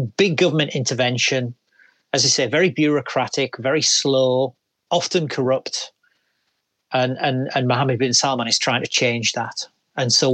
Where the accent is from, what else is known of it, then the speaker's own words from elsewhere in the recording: England, United Kingdom; as an English guy